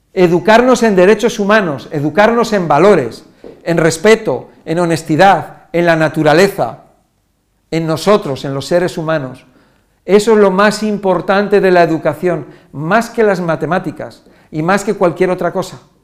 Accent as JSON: {"language": "Spanish", "country": "Spain", "said": "Yo soy español"}